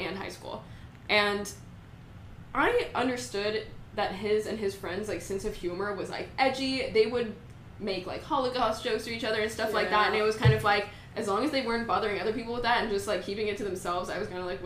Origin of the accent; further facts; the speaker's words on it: San Antonio, Texas, United States; I'm from San Antonio, so it's, like, a lot of people are Hispanic there